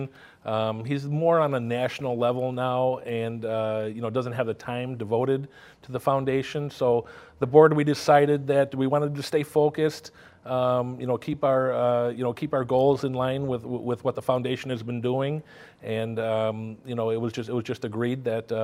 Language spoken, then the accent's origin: English; New Lenox, Illinois, United States; my hometown, which is New Lenox.